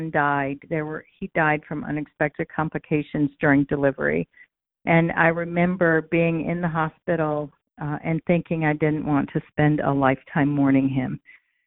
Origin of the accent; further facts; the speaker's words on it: Raleigh, North Carolina, United States; now in Central New York, United States; I hail originally from Raleigh, North Carolina